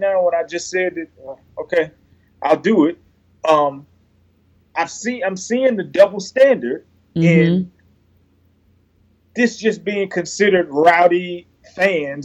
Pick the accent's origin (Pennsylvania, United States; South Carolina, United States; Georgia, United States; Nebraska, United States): Georgia, United States; Atlanta; I'm an Atlanta native, born and raised in Atlanta